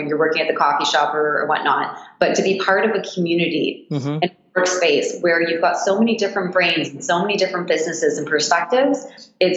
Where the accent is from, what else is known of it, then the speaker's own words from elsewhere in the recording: Toronto, Ontario, Canada; also born or lived in Japan / Australia; I left Toronto when I was 19